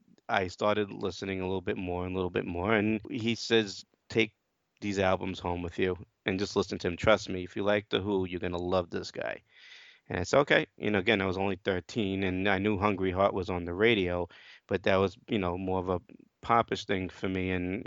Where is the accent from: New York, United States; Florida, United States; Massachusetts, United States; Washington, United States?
New York, United States; Brooklyn; Well, like I said, I'm from Brooklyn, New York. I'm 47 years old. I have a family here down here in Brooklyn.